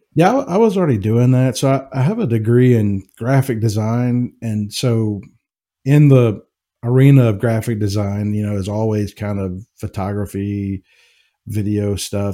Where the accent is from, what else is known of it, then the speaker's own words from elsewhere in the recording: Jackson, Mississippi, United States; moved away as an adult; also born or lived in Knoxville, Tennessee; now in Kentucky, United States; I was born and raised in Jackson, Mississippi. Um, so, I'm a Southern boy